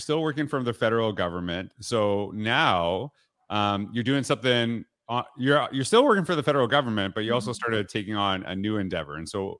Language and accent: English; Canada; too much American TV for me growing up in Canada